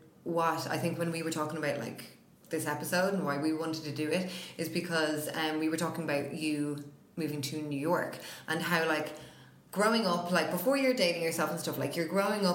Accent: Dublin, Leinster, Ireland; we're from Dublin. That's what you say, but we love all Ireland.

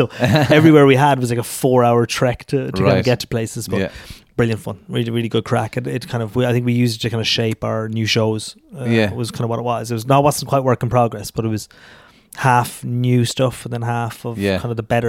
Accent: Tullamore, County Offaly, Ireland; No, I'm an Offaly man. I'm from Tullamore.

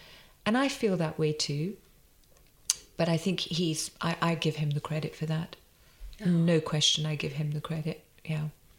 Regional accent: England, United Kingdom; born there; Yeah, and you know, I'm born in England. I'm Indian and I'm so proud of that and it informs everything we do. But I'm born here, so to invest in building the brand here is super important

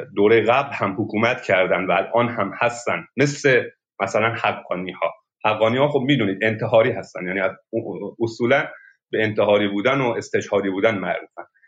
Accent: Sistan and Baluchestan, Iran; در مرز افغانستان به دنیا آمدم و منطقه سیستان

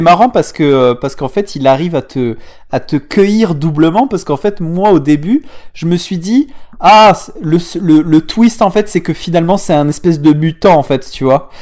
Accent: southern France, France; accent: southern; mon accent du sud

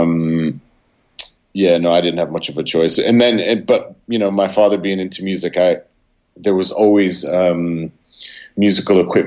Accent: Olean, New York, United States; I was born in Olean, New York, which is it's 90 minutes south of Buffalo, New York

